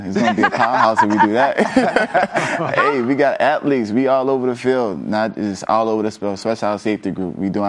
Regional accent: Louisiana, United States; I'm from Louisiana.

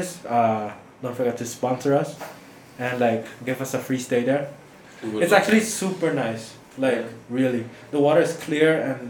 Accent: Cambodia; I'm not American, I'm Cambodian.

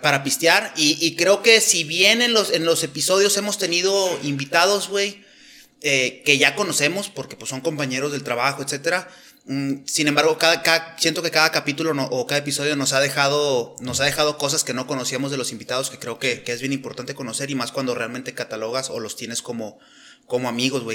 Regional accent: Nuevo León, Mexico; moved away as an adult; now in Chihuahua, Mexico; soy nacido en Nuevo León. Tengo cinco años ya viviendo acá en, Chihuahua

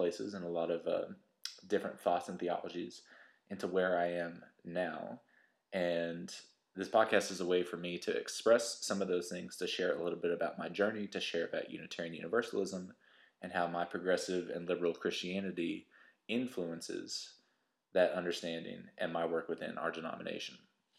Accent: West Texas, United States; now in East Coast, United States; So I'm a Unitarian Universalist minister. I grew up in West Texas. I grew up in a conservative Christian denomination

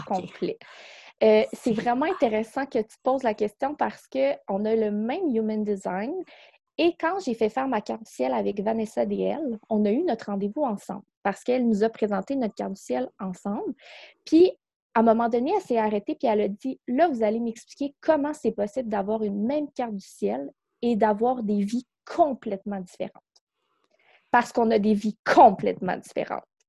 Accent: Quebec City, Quebec, Canada; moved away as an adult; now in North Shore of Montreal, Canada; on vient de Québec. On est déménagé ici euh, dans, sur la rive nord de Montréal

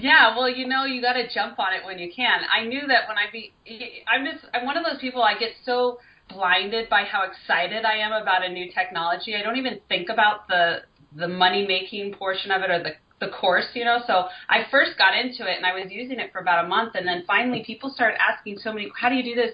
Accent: Colorado, United States; now in California, United States; I'm from Colorado, which is kind of more in the, the center of the United States

